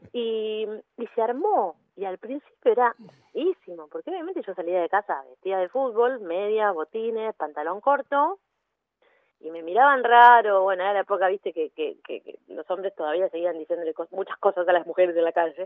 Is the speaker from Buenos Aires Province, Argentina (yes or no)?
yes; Mar del Plata, Buenos Aires Province, Argentina; now in Buenos Aires, Argentina; En Mar del Plata, yo soy de Mar del Plata, en Mar del Plata ya había jugado con amigas al fútbol. Y cuando me vine a vivir a Buenos Aires